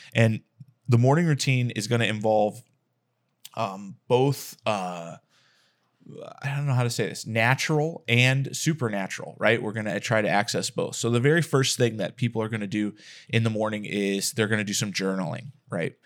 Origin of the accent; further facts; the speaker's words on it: Texas, United States; I'm from Texas